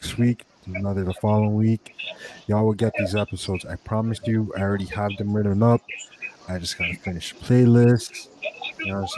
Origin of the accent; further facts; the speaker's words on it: Miami, Florida, United States; growing up in Miami